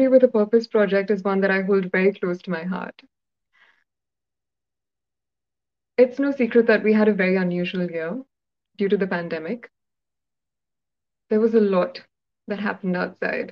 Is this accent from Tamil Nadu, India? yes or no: no; Hyderabad, Telangana, India; first language Telugu; English is a second language; my little world in Hyderabad, my hometown